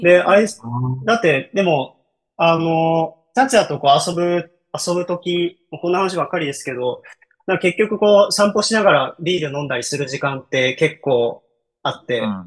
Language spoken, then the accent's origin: Japanese; Kyoto, Japan; 僕は京都 出身です